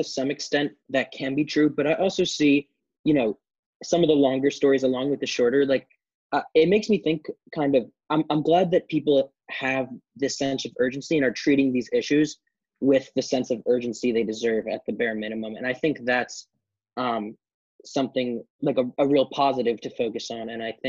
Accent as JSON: {"language": "English", "town": "New York City", "region": "New York", "country": "United States", "said": "I'm from New York City"}